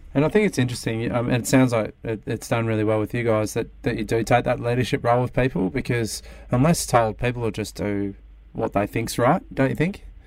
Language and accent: English; Sydney, New South Wales, Australia; now in Melbourne, Australia; I'm from Sydney originally